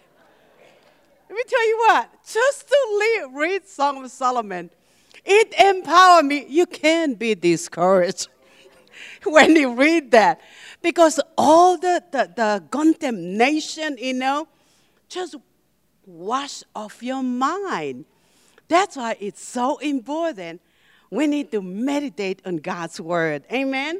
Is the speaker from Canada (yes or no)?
no; Tonga; moved away; also born or lived in Hawaii, United States; I'm from Hawaii. I lived in Hawaii for 20 years. And actually, I was born and raised in a little island called Tonga, but I lived in Hawaii longer than in Tonga.